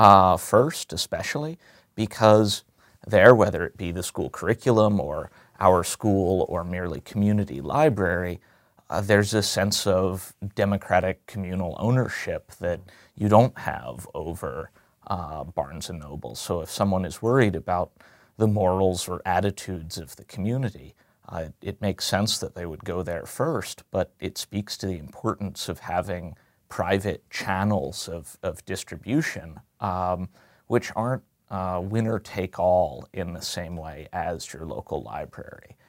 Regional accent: Chester County, outside Philadelphia, Pennsylvania, United States; I am natively from just outside of Philadelphia

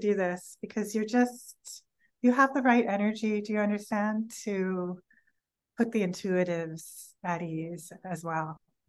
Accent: California, United States; maybe I'm from California and maybe that sounds like I'm from California

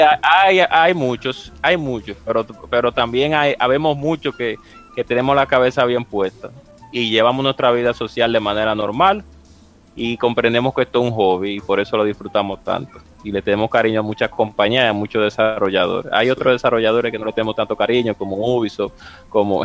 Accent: Dominican Republic; mi país, en República Dominicana

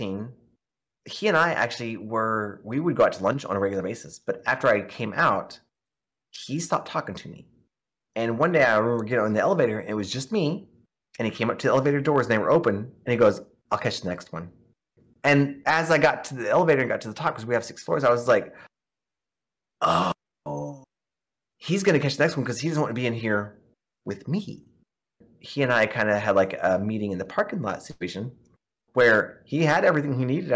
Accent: Oklahoma, United States; growing up in Oklahoma because it's a very red religious state

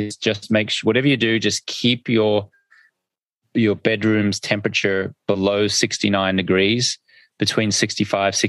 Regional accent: Australia; accent: Australian; my funny Australian accent in my language

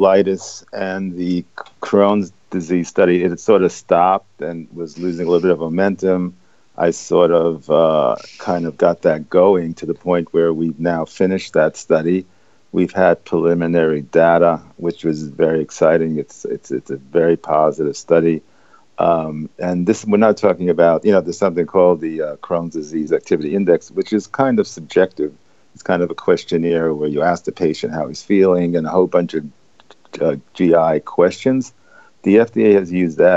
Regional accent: New York City, New York, United States; I grew up in the East Village

